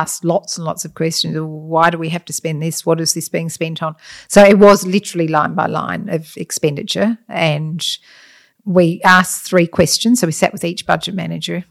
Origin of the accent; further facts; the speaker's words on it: Adelaide, South Australia, Australia; also born or lived in Scotland; I grew up in, um, South Australia pretty much. I'm Scottish, but we came out when I was very young